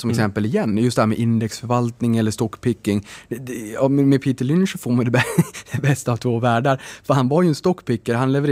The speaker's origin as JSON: {"language": "Swedish", "region": "Norrbotten County", "country": "Sweden", "said": "jag är ju från Norrbotten"}